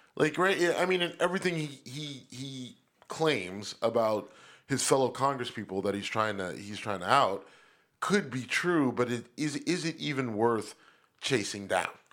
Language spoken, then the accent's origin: English; Youngstown, Ohio, United States; Trafficant from my hometown